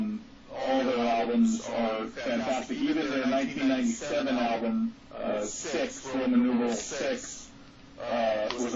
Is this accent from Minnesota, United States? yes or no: no; Fountain Valley, California, United States; I'm from Fountain Valley, California, which is actually right next door to Santa Ana.